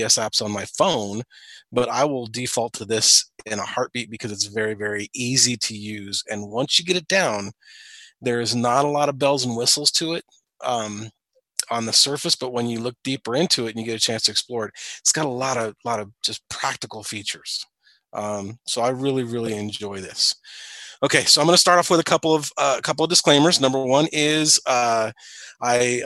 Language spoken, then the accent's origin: English; Springfield, Illinois, United States; I'm from Springfield, Illinois